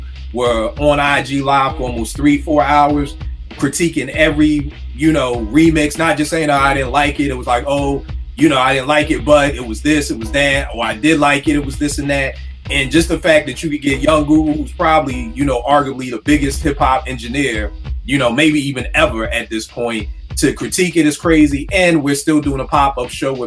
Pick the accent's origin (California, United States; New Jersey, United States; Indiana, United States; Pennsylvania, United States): Pennsylvania, United States; Philadelphia; we growing up in Philly